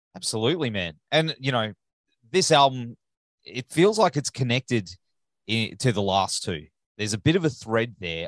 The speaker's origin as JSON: {"language": "English", "country": "Australia", "accent": "Australian", "said": "my Australian accent"}